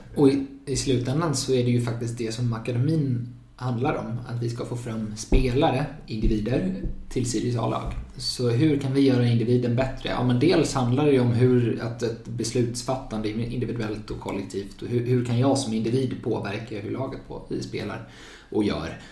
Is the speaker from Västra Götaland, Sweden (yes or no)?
yes; Gothenburg, Västra Götaland, Sweden; moved away as an adult; now in Uppsala, Sweden; jag är från Göteborg från början och flyttade hit för två och ett halvt år sedan ungefär för att plugga juridik